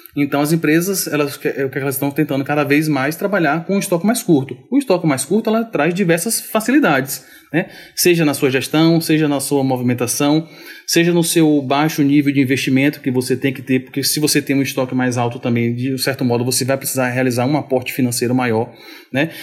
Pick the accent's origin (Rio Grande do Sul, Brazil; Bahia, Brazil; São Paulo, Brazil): Bahia, Brazil; Mundo Novo; also born or lived in Salvador; Eu sou do sertão da Bahia. Eu sou de uma cidadezinha chamada Mundo Novo.